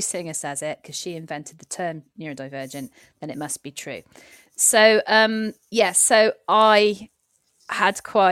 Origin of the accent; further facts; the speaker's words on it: Cardiff, Wales, United Kingdom; moved away; also born or lived in Gloucestershire; I'm from a big city. I'm from Cardiff.